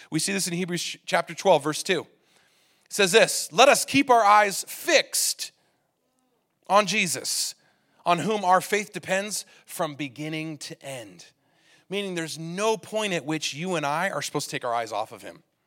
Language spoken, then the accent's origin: English; California, United States; now in Utah, United States; I come from California, and in California, everybody drives really offensively